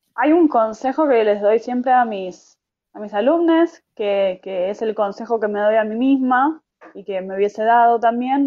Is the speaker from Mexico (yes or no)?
no; Argentina; also born or lived in Buenos Aires